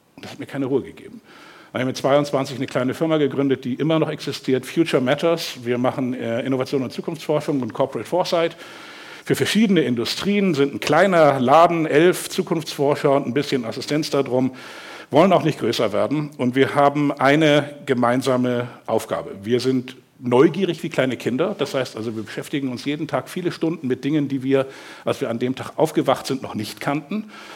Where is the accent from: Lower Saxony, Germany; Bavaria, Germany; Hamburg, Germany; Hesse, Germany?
Hamburg, Germany; ich bin aufgewachsen hier in Hamburg, im Westen dann. Lurop für diejenigen, die das kennen, das ist so ganz wirklich so an der Grenze zu Fenefeld